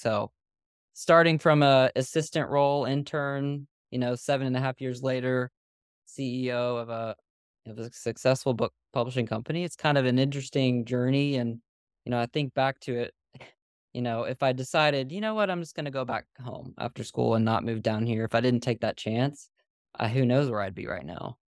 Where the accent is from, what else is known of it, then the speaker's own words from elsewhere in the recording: Nashville, Tennessee, United States; moved away as an adult; now in Pensacola, United States; I'm from Nashville.